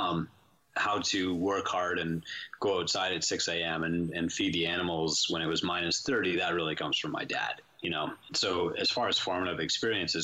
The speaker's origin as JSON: {"language": "English", "area": "St. Joseph Island", "region": "Ontario", "country": "Canada", "tie": "born or raised there", "also_born_or_lived": "Sault Ste. Marie, Ontario", "said": "I was born Sault Ste. Marie, Ontario. We're in kind of northern Canada, and I spent my childhood on an island called St. Joseph Island"}